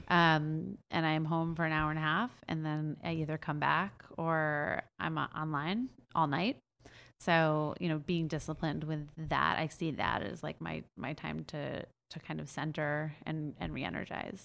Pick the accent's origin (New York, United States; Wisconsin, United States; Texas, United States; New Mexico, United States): New York, United States; I'm from New York